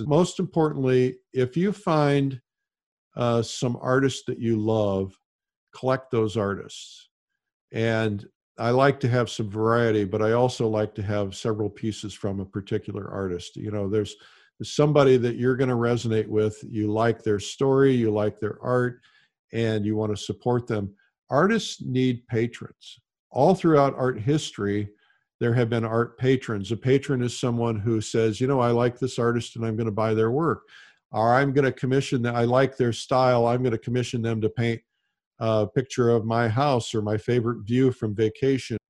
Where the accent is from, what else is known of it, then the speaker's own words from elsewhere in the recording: Fort Wayne, Indiana, United States; moved away; also born or lived in Detroit; I was growing up in Fort Wayne, Indiana